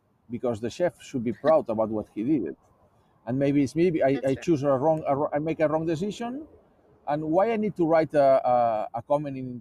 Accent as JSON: {"language": "English", "town": "Barcelona", "region": "Catalonia", "country": "Spain", "tie": "born or raised there", "also_born_or_lived": "Hong Kong", "moved": "as an adult", "lives_now": "Australia", "said": "I was born in Barcelona. I was living in different countries"}